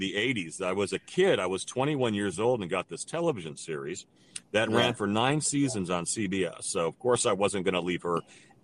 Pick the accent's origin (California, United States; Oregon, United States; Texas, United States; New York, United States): California, United States; Santa Monica; also born or lived in New Jersey; I grew up fairly normal in Santa Monica and Pacific Palisade